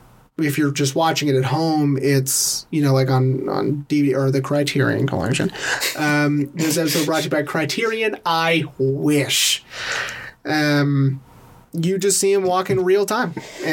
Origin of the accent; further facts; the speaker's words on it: Tennessee, United States; Medium rare. I'm from Tennessee.